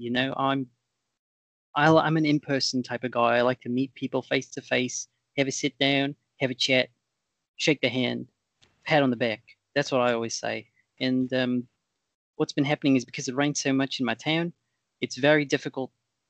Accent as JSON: {"language": "English", "country": "Australia", "said": "In all fairness, I'm from Australia. We have very different suite of products over there."}